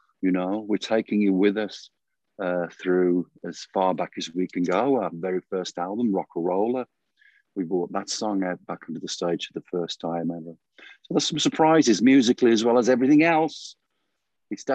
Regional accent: Birmingham, West Midlands, United Kingdom; When I was a kid, when we were kids growing up in the Midlands, we were surrounded by heavy industry

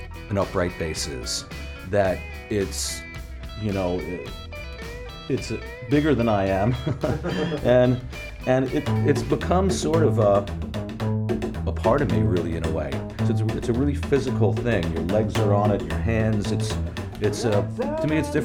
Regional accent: Long Island, New York, United States; We grew up together out on Long Island, New York

